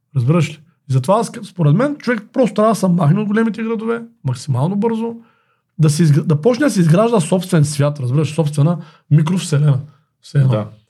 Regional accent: Bulgaria; ние като българи, като предприемачи

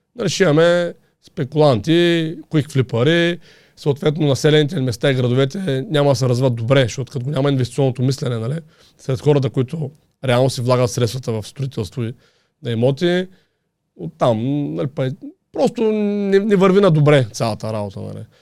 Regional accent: Haskovo, Haskovo Province, Bulgaria; also born or lived in Vetren village; now in Vetren, Bulgaria; аз съм от Хасково

